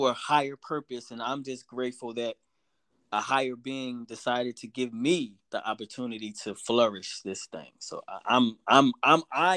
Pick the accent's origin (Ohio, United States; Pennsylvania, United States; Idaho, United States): Pennsylvania, United States; Philadelphia; now in Atlanta, United States; I'm from Philly.